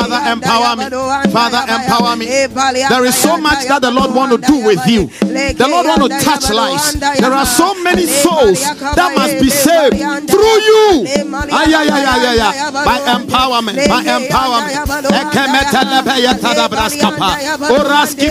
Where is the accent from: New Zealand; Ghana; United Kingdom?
Ghana; moved away; originally I'm from Africa, okay? I come from a country in Africa called Ghana